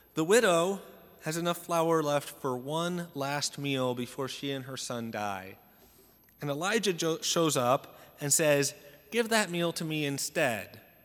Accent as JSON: {"language": "English", "town": "Salem", "country": "United States", "tie": "born or raised there", "said": "I grew up in Salem, attending Saint Joseph's Church, and it's the biggest parish in our diocese"}